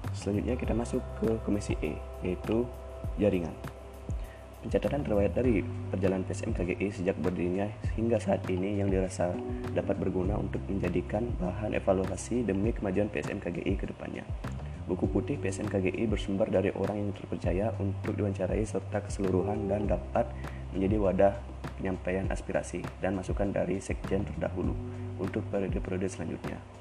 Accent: Wanasari village, Tanah Bumbu Regency, South Kalimantan, Indonesia; Asal saya berasal dari Sleman satu Blok D, Desa Wanasari, Kecamatan Sungai Kabupaten Tanah Bumbu

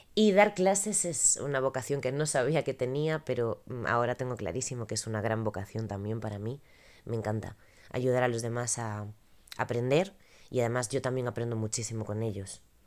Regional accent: Galicia, Spain; Como gallega

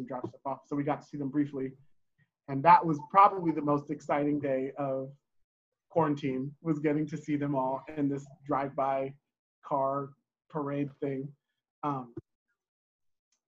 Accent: Oakland, California, Washington, United States; moved away as an adult; now in Salem, United States; Born in Oakland, California, lived there until I was about 10 or 11. And then we moved to Washington State, where I went to middle school and high school.

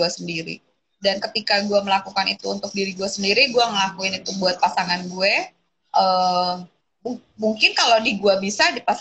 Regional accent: Java, Indonesia; karena gue lagi-lagi berangkat dari akar gue sebagai orang Jawa ya.

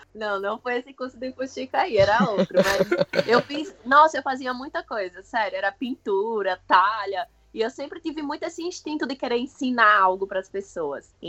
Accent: Osasco, São Paulo, Brazil; bem que eu sou de {S1} Osasco, {S0} velho.

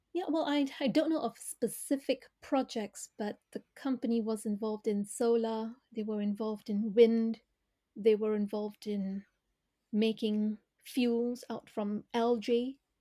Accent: Malaysia; moved away; I grew up in Malaysia.

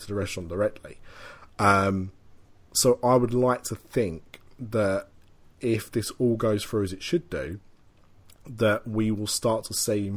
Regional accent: England, United Kingdom; a poor Englishman attempting French

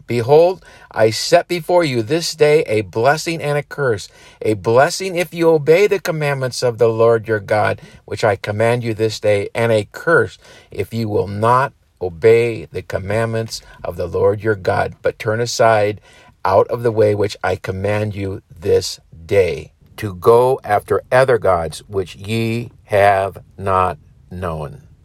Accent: United States; we as Americans

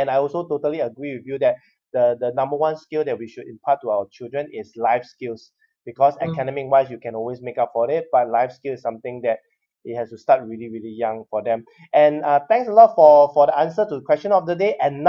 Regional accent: Singapore; something to be proud as a Singaporean that you represent Singapore to compete with so many countries

